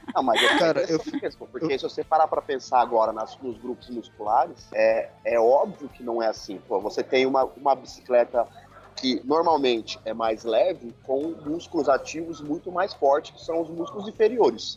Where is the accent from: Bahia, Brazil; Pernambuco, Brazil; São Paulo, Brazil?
São Paulo, Brazil; sou de São Paulo